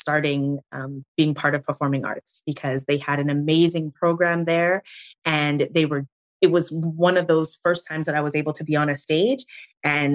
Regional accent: Winnipeg, Manitoba, Canada; born and raised in Canada

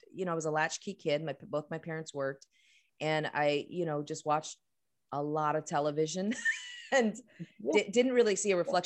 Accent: New York, United States; growing up in New York

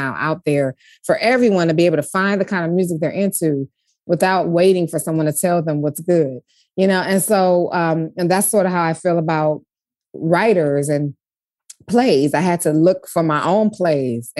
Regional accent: Detroit, Michigan, United States; moved away as an adult; also born or lived in Ann Arbor; I was raised in this city. I was raised in Coleman Young's Detroit.

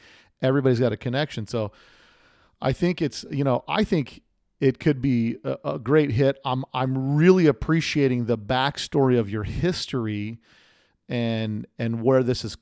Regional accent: Las Vegas, Nevada, United States; my hometown of SEMA right here in Las Vegas

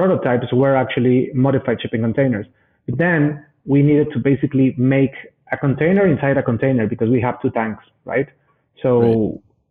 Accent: Mexico City, Mexico; I am Mexican. I was born and raised in Mexico City.

